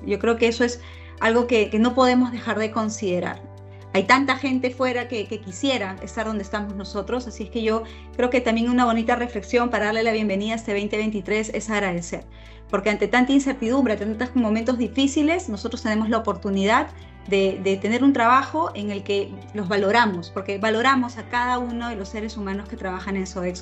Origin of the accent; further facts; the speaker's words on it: Peru; como peruanos